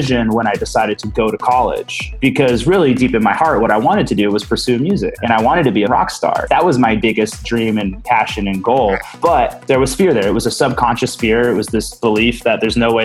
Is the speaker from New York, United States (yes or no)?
no; Santa Rosa, California, United States; moved away as an adult; also born or lived in San Diego; I was born and raised in Santa Rosa